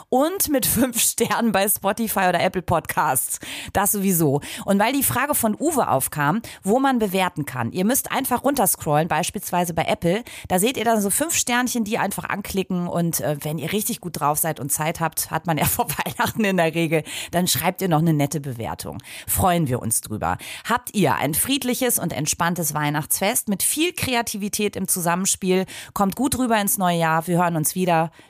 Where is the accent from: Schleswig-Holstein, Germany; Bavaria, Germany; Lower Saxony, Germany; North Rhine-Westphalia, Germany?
North Rhine-Westphalia, Germany; Aber hier, wir kommen ja aus dem Sauerland. Kennst du Rinderpümmel?